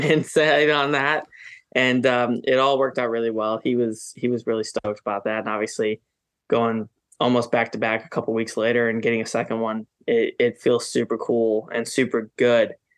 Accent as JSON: {"language": "English", "region": "Wisconsin", "country": "United States", "tie": "born or raised there", "moved": "yes", "lives_now": "North Carolina, United States", "said": "that's my home state."}